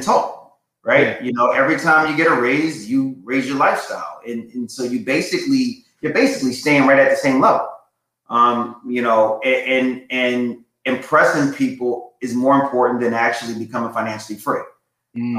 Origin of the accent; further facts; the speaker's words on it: Philadelphia, Pennsylvania, United States; I'm a Philly guy. Uh, I was raised in Southwest Philly.